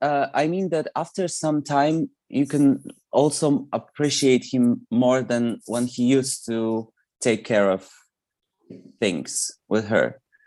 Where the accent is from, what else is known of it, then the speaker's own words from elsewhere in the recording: Poland; English is a second language; when I was a teenager, I was kind of aware of her existence around Spinning Around era, because it was a really popular song here